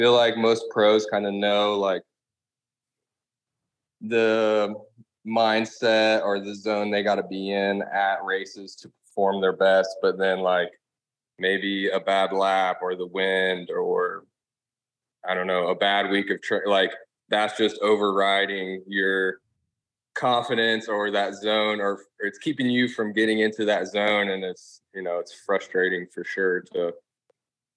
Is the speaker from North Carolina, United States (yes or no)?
no; Dayton, Ohio, United States; now in Florida, United States; growing up in Dayton, Ohio